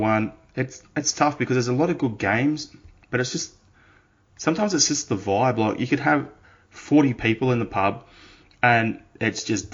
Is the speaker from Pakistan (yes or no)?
no; Australia; As an Australian